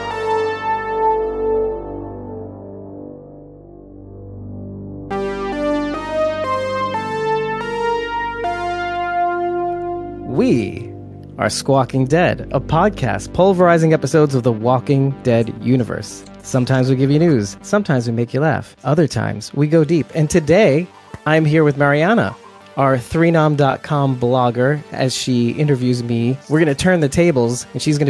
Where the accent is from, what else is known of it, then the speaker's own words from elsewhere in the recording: New Jersey, United States; he and I grew up together in New Jersey